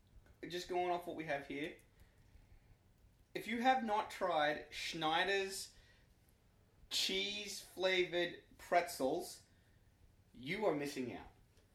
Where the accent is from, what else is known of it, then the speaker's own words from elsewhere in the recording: Australia; now in Canada; I'm an Australian living in Canada